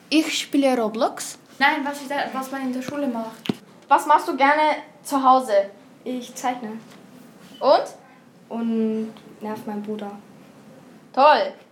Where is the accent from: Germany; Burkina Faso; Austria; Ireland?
Austria; Pasching, Upper Austria; ich komme aus Pasching.